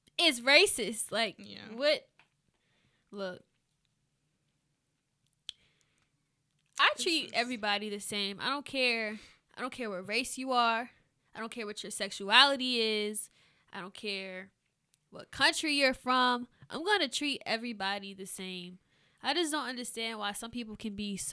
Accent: Charlottesville, Virginia, United States; I'm from Charlottesville

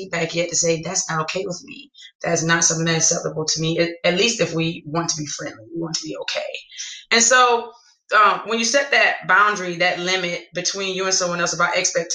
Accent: the South, United States; I'm from the South.

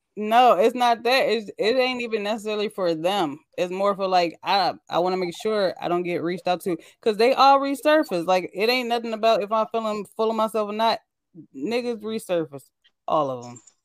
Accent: Midwest, United States; I said the Midwest

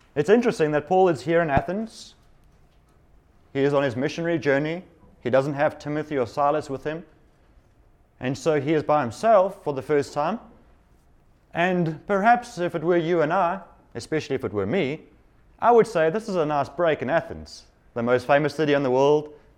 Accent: South Africa; moved away; I come from South Africa, which has recent history

